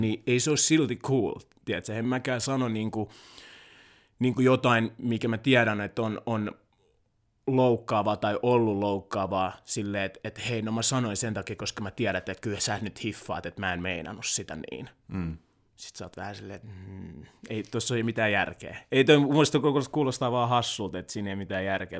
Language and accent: Finnish; Helsinki, Uusimaa, Finland; born or raised there; also born or lived in Kinshasa, Democratic Republic of the Congo / Loviisa, Finland